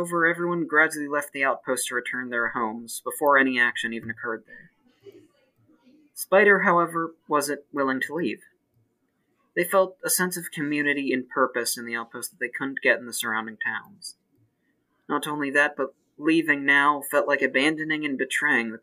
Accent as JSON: {"language": "English", "region": "Maryland", "country": "United States", "said": "I'm from Maryland"}